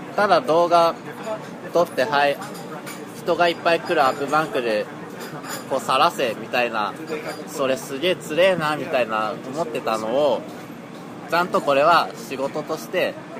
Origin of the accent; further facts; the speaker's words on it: Toyama, Japan; moved away as an adult; now in Tokyo, Japan; 富山県です